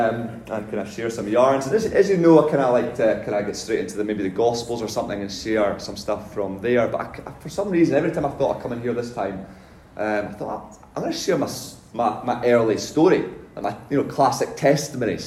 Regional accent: north of Scotland, United Kingdom; moved away; I was brought up in the north of Scotland

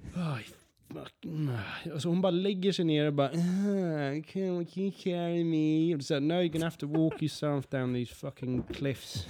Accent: Sweden; also born or lived in United Kingdom (ancestry) / Skåne; Jag är från Sverige

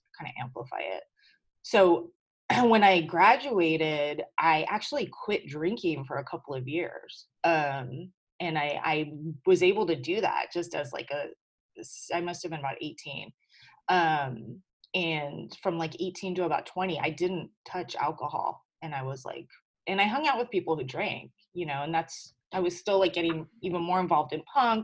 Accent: Whittier, California, United States; also born or lived in Hawaii / San Diego, California; we lived in LA in a town called Whittier, which is like, I consider my hometown

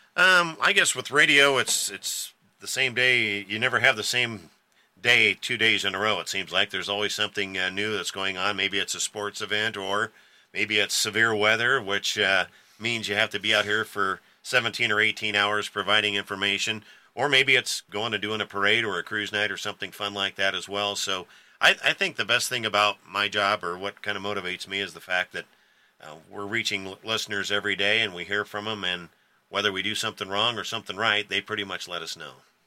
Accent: O'Neill, Nebraska, United States; I was born and raised here in O'Neill, Nebraska, so I've lived here all my life.

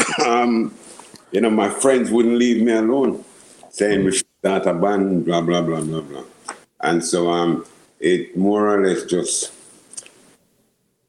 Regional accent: Kingston, Jamaica; I grew up in Kingston, 6th. In Ligonie, in Jamaica

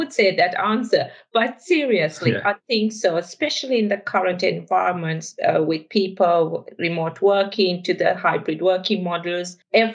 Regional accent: Sri Lanka; moved away; I'm originally from Sri Lanka, if you're trying to place my accent. And I've grown up, actually, in a very sunny environment.

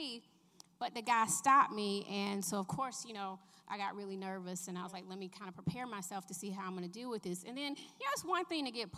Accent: Atlanta, Georgia, United States; I grew up in Southwest Atlanta

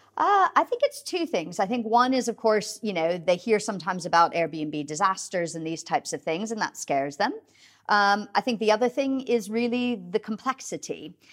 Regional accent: United States; now in United Kingdom; I mean, you can probably hear from my accent. I'm originally from the U S

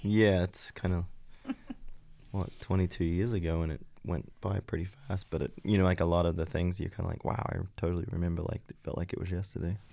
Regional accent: Australia; moved away as an adult; also born or lived in Belgium; I grew up in West Wazan

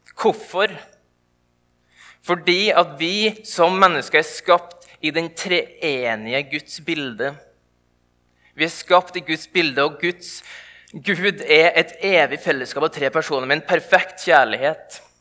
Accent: indre Nordmøre, Møre og Romsdal, Norway; der jeg kommer ifra

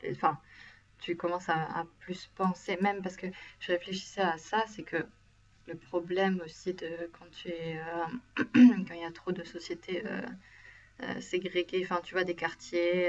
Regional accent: France; now in Sweden; moi je suis française

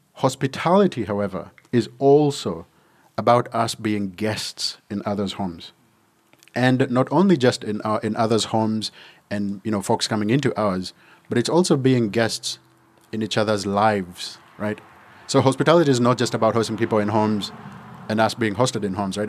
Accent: Uganda; moved away; when I was growing up in Uganda

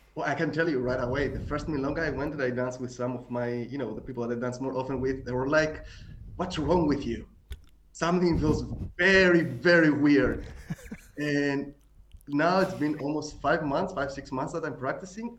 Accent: Greece; accent: Greek; my Greek accent

